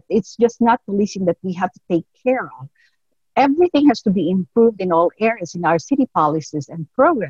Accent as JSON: {"language": "English", "country": "Philippines", "moved": "yes", "lives_now": "South San Francisco, United States", "said": "We're both from the Philippines. We're the first two Filipinos elected to the city council."}